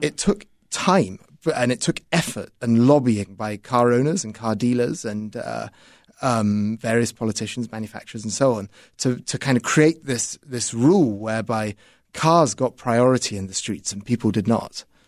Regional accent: United Kingdom; moved away as an adult; now in Chicago, United States; in the United Kingdom, where I'm from

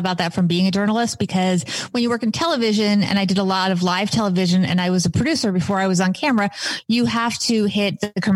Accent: New York area, United States; I grew up in the New York area

